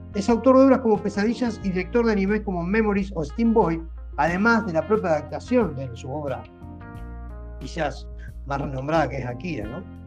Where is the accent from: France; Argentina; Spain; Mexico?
Argentina